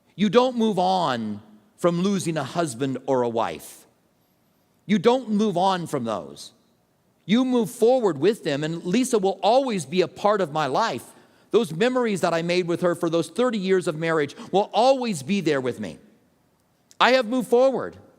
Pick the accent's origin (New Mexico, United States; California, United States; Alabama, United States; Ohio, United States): New Mexico, United States; Albuquerque; moved away as an adult; also born or lived in Tucson; I grew up in Albuquerque